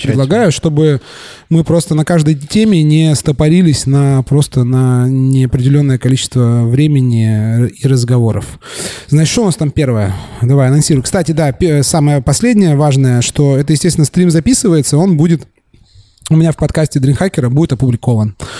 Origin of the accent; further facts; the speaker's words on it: Surgut, Khanty-Mansi Autonomous Okrug, Russia; moved away; also born or lived in Yekaterinburg; Я э, родился в Екатеринбурге, э, вырос в Сургуте